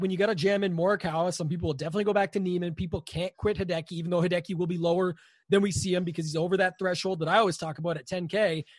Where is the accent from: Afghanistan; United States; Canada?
Canada; I'm Canadian